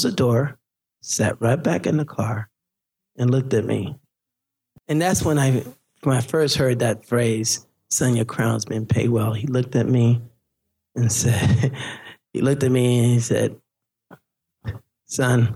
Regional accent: Haiti; moved away; I'm from Haiti

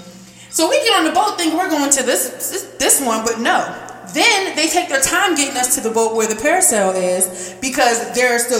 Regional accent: United States; I'm just from America

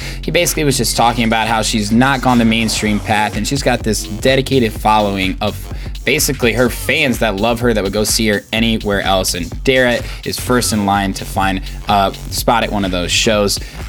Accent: Indianapolis, Indiana, United States; I'm from Indianapolis too

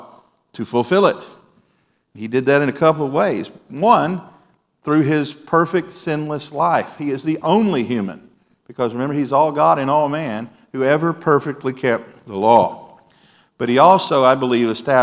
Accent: Mississippi, United States; moved away; Back in my home state

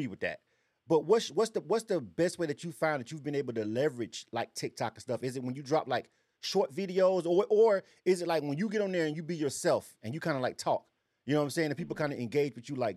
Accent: Florida, United States; now in Atlanta, United States; I'm born and raised in Florida myself. I've been in Atlanta for a long time, but Florida's home for me

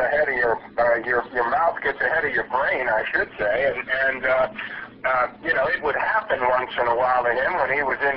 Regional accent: Baltimore, Maryland, United States; I grew up in Baltimore, Maryland.

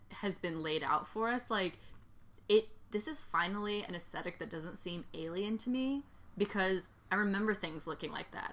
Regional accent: Georgia, United States; I grew up in Georgia.

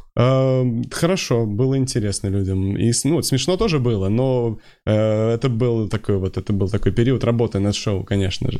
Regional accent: Moscow, Russia; Да, я москвич.

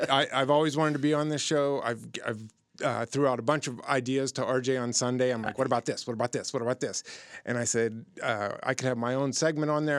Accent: Youngstown, Ohio, United States; I'm from Youngstown, Warren, Ohio, that area

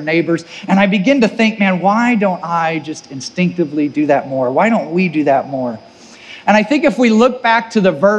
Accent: Missouri, United States; if you're from the Midwest, we take pride in our Midwest work ethic

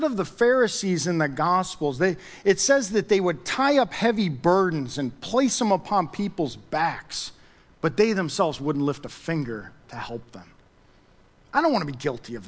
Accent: United States; being an American

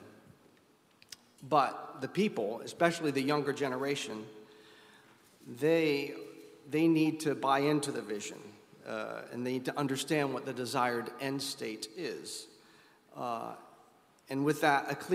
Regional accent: United States; being an American

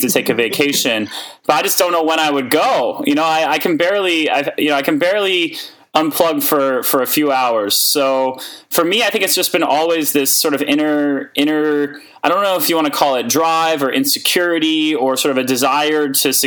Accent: New York City, New York, United States; also born or lived in Boston; I grew up in New York City

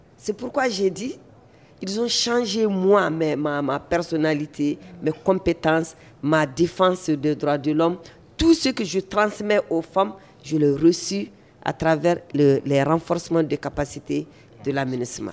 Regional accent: Mali; en tant que malienne

